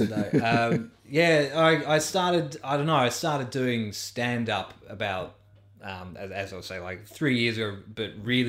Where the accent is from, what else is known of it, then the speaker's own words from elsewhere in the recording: London, United Kingdom; I've never learned, because I grew up in London.